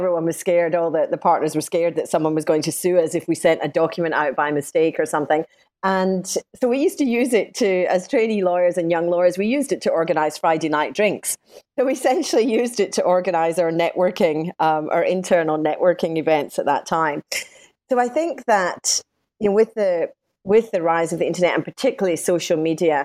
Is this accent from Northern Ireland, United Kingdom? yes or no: no; Scotland, United Kingdom; accent: Scottish; moved away as an adult; now in Sydney, Australia; I'm Scottish, as you might gather from my accent, and I qualified as a lawyer in Scotland.